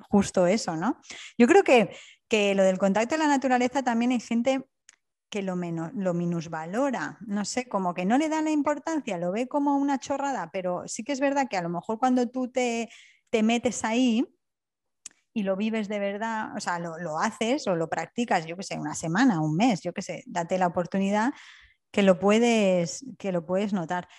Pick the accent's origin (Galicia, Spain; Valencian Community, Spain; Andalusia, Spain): Valencian Community, Spain; Alicante; also born or lived in Wales; now in Hamburg, Germany; en Alicante, de donde yo soy